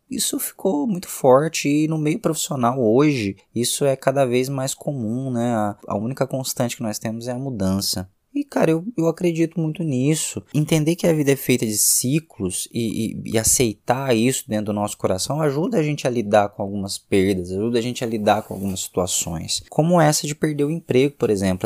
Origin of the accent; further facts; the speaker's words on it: Minas Gerais, Brazil; Como mineiro que sou